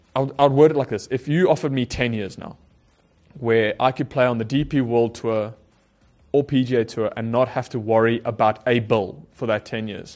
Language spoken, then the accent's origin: English; South Africa; growing up in South Africa